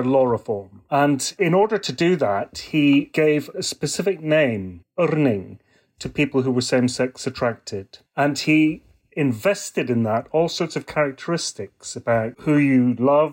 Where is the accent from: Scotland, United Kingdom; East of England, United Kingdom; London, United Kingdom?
Scotland, United Kingdom; now in Melbourne, Australia; I'm from Scotland originally, but I live in Melbourne